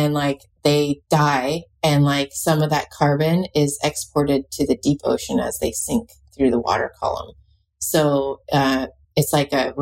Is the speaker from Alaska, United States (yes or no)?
yes; Alaska, United States; I'm from Alaska